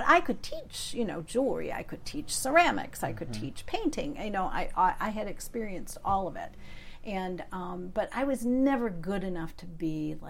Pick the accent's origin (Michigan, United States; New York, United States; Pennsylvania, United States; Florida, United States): Michigan, United States; Midland; now in Upper Peninsula, United States; growing up in that particular town, because it was a really very wealthy town, but very pretentious town.